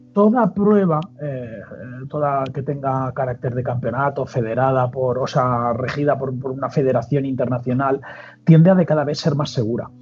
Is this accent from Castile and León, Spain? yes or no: no; Mallorca, Balearic Islands, Spain; now in Madrid, Spain; soy de Mallorca